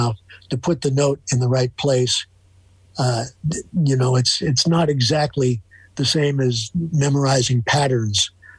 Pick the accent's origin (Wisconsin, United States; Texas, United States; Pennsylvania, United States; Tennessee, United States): Pennsylvania, United States; Philadelphia; moved away; also born or lived in New York; I grew up in Philadelphia, and I moved to New York to start being in the music business.